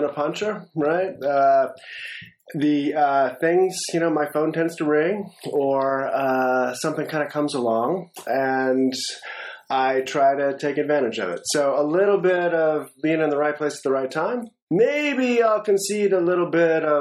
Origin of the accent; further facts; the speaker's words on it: Philadelphia, Pennsylvania, United States; my hometown